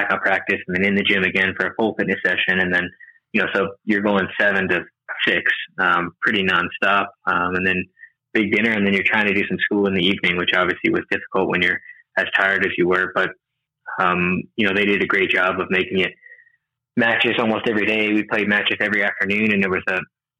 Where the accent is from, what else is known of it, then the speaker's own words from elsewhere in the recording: Brandon, Florida, United States; moved away as an adult; also born or lived in Bradenton, Florida / College Station, Texas; now in Texas, United States; I grew up in Brandon